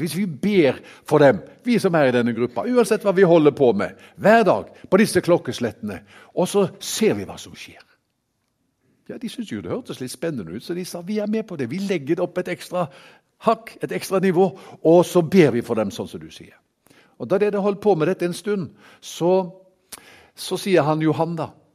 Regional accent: Haugesund, Rogaland, Norway; now in Kristiansand, Norway; Jeg kommer opprinnelig fra Haugesund

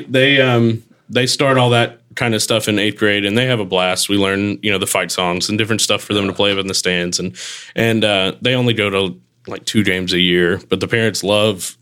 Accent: Texarkana, Texas, United States; also born or lived in Mississippi; now in Hernando, United States; got to make sure Texarkana, Texas, not the Arkansas side

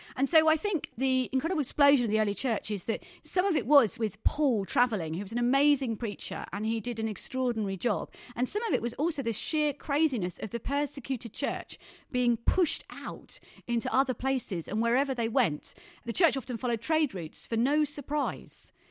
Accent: Thundersley, East of England, United Kingdom; I was brought up in the Brethren Church in Thunder Sleet in Essex

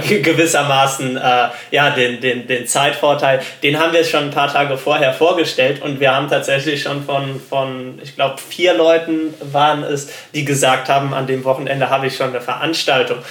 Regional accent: Germany; Als Deutscher

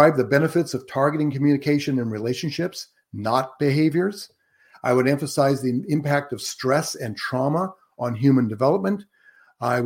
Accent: Antioch, California, United States; I was raised right here in Northern California, in fact, in Contra Costa County, and graduated from Antioch High School.

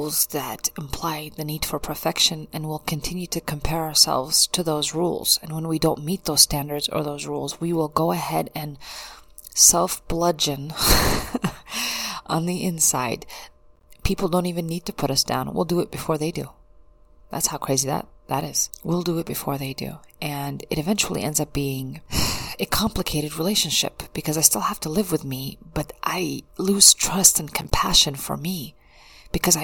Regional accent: United States; growing up in the United States was a big culture shock for me

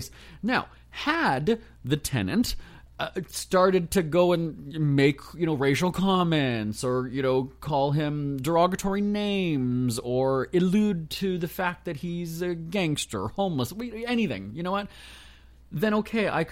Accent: Canada; I'm just Canadian.

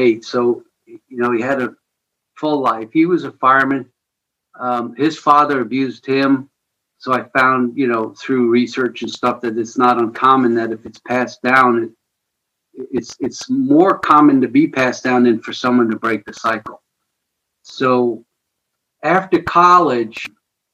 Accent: outside New York City, New Jersey, United States; now in St. Louis, United States; I grew up just outside of New York City in New Jersey, basically Metro New York City. I lived at the entrance to the Lincoln Tunnel

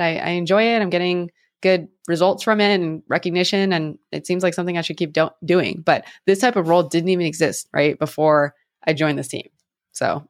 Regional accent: San Francisco, California, United States; growing up in the Bay Area

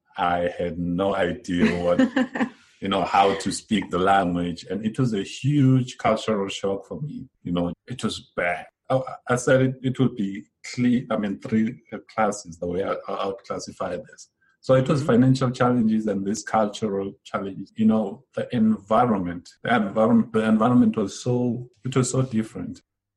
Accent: Estcourt, KwaZulu-Natal, South Africa; now in Johannesburg, South Africa; because now I'm from Escort all my life.

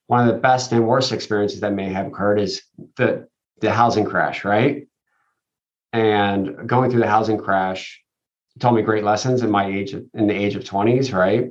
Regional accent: Philadelphia, Pennsylvania, United States; moved away as an adult; also born or lived in Puerto Rico; now in Raleigh, United States; I grew up in the Philadelphia area

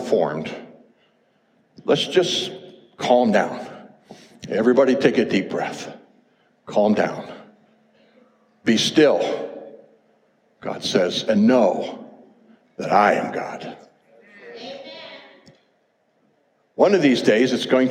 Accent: United States; as an American, I've loved my country all these years.

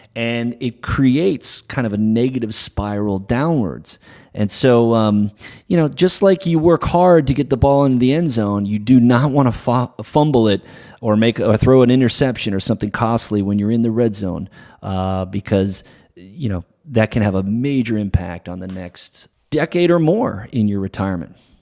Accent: New England, United States; now in La Jolla, United States; I'm a Patriots guy, so uh, after growing up in New England

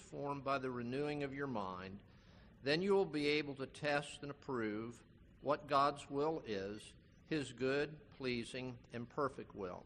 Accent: Palm Beach County, Florida, United States; I grew up in Palm Beach County

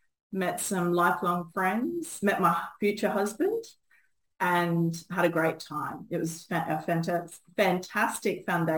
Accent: Bundaberg, Queensland, Australia; also born or lived in Maribyrnong / Mitta Mitta, Victoria / Monduran / Biloela; Yes, grew up in Bundaberg. I was born in Maribyrnong, to be specific. And grew up in Bundaberg for most of my schooling

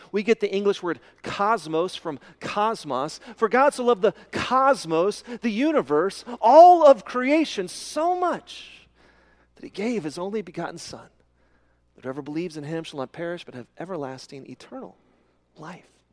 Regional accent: Midland, Texas, United States; when I was a kid growing up in Midland, Texas

